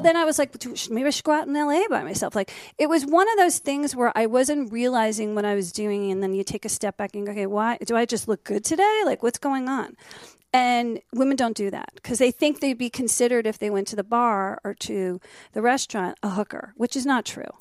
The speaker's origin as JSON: {"language": "English", "region": "New Jersey", "country": "United States", "tie": "born or raised there", "also_born_or_lived": "Miami", "moved": "yes", "lives_now": "Los Angeles, United States", "said": "Even though I grew up in Jersey, I went to college"}